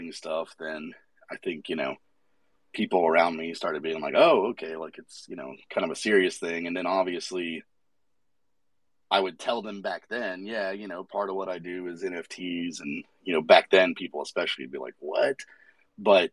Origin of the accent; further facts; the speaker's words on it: Atlanta, Georgia, United States; I'm from Atlanta, and I know a lot of local artists here